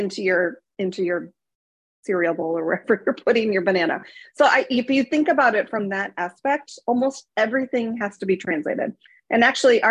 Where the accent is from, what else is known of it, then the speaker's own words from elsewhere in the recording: Minnesota, United States; I grew up in Minnesota, not exactly, you know, the multilingual melting pot of the world